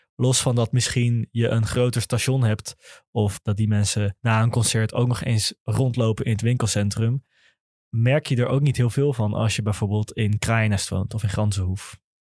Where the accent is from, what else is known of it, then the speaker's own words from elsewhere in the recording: Amsterdam, North Holland, Netherlands; ik kom wel uit de Bijl, ik heb op school gezeten in Oud-Zuid